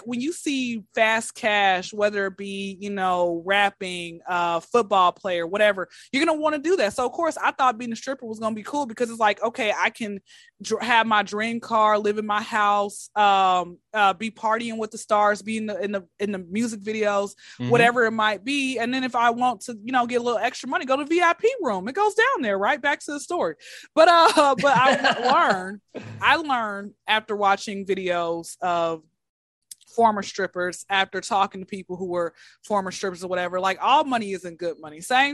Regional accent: Atlanta, Georgia, United States; Atlanta, born and raised

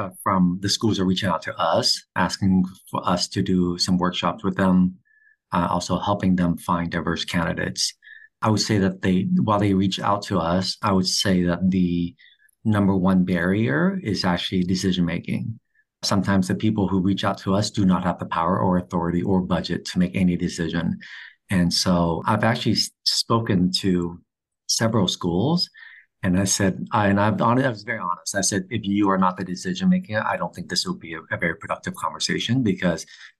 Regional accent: California, United States; I'm from California.

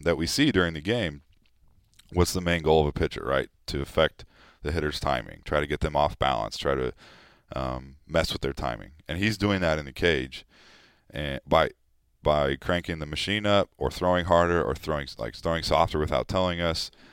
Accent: California, United States; moved away as an adult; now in Philadelphia, United States; we grew up in California

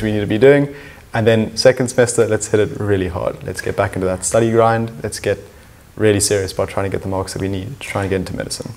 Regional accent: Cape Town, Western Cape, South Africa; I'm from Cape Town. I've pretty much been here my whole life.

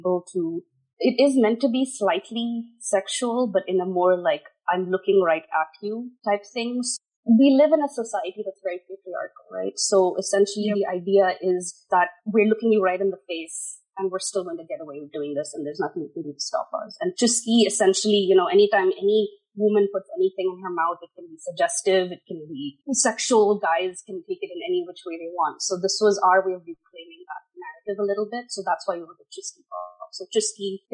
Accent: Dubai, United Arab Emirates; moved away as an adult; also born or lived in Mumbai, India / United States; now in Vancouver, Canada; I was born and raised in Dubai.

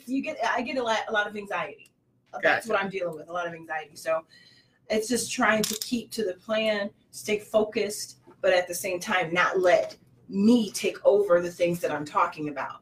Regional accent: Harvey, Illinois, United States; I was raised in Harvey, Illinois

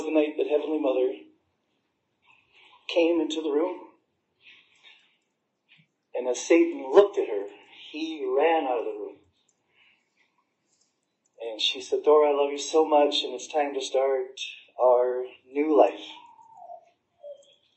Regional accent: United States; I grew up on the Indian reservation

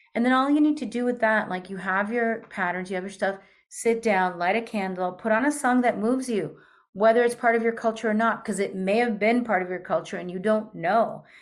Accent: New York, United States; also born or lived in Peru / Argentina; I'm also from New York

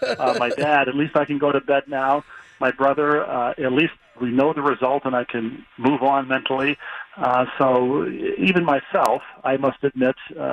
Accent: Bloomington, Minnesota, United States; It's in your DNA from growing up in Bloomington, and the Vikings were playing there when I was a kid.

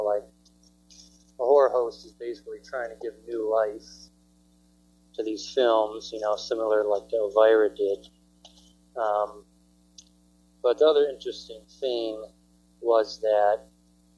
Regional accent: New York, United States; I was born in New York.

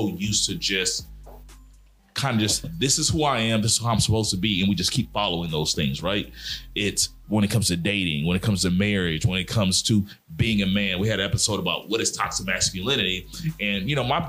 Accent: Mobile, Alabama, United States; I'm from Mobile, Alabama. I grew up in the South

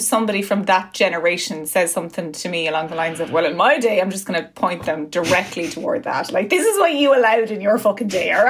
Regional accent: Ireland; The way I relate to her as an Irish woman

